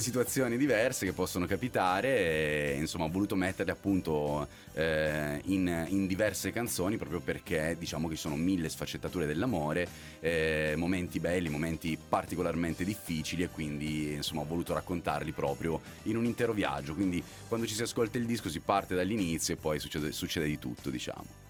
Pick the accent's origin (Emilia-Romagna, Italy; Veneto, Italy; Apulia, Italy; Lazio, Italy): Apulia, Italy; now in Milan, Italy; sono pugliese